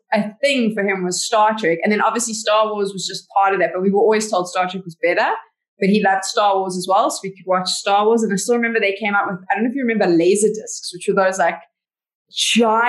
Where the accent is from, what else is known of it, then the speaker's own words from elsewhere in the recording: Johannesburg, Gauteng, South Africa; I was born and bred in Johannesburg